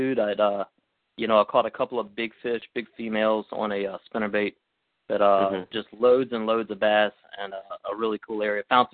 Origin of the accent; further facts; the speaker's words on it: St. Francisville, Louisiana, United States; also born or lived in Baton Rouge, Louisiana; I grew up in Baton Rouge. My family moved here when I was just a kid, so I grew up, went to school in San Francisville.